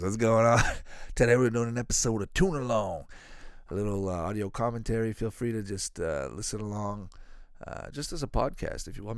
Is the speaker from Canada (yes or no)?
yes; Canada; I grew up in Canada